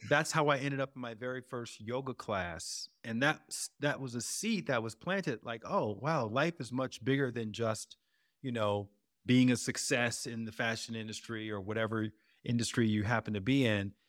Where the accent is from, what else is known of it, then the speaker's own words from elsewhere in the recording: Alabama, United States; moved away; also born or lived in Chicago / Venice, Los Angeles; coming from Alabama, which is where I grew up